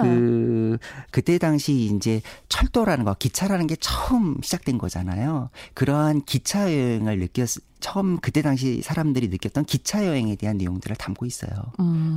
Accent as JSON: {"language": "Korean", "region": "Seoul", "country": "South Korea", "tie": "born or raised there", "said": "태어나기는 강남에서 태어나긴 했습니다만은"}